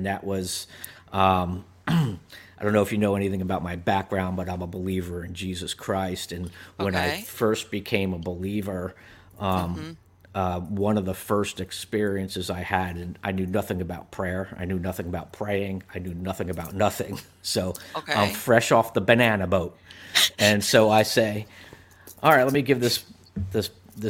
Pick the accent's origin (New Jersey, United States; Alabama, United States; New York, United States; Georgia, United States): New Jersey, United States; growing up in New Jersey, and I was a little kid, and we lived in a two-story house